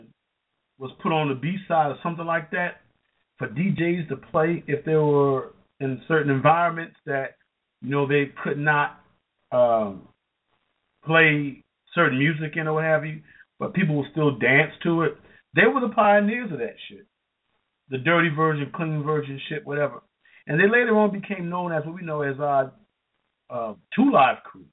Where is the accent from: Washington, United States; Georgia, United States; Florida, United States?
Georgia, United States; here in Georgia that I'm from, in my hometown